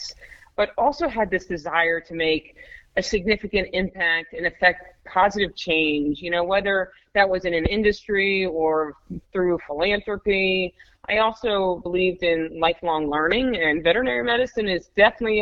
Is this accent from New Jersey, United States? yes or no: yes; New Jersey, United States; moved away as an adult; also born or lived in Baltimore, Maryland / Florida / Richmond, Virginia; I grew up in New Jersey